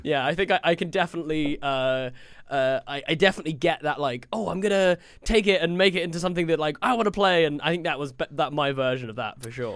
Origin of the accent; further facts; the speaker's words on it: United Kingdom; I feel like as a British person